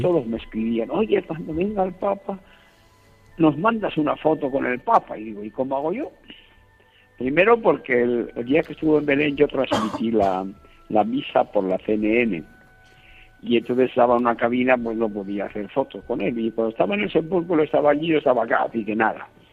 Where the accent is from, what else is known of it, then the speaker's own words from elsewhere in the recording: Castile and León, Spain; moved away; yo soy un castellano viejo